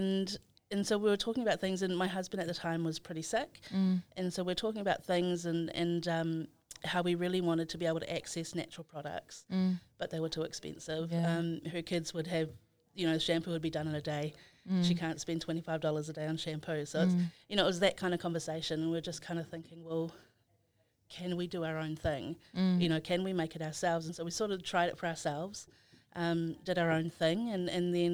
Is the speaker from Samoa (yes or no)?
yes; Samoa; also born or lived in Christchurch, New Zealand / Dunedin, New Zealand; now in Auckland, New Zealand; I was born in Christchurch, raised in Samoa